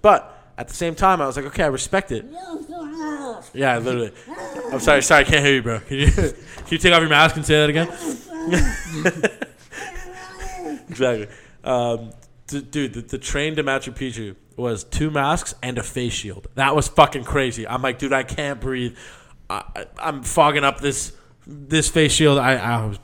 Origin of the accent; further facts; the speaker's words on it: Toronto, Ontario, Canada; I'm from Toronto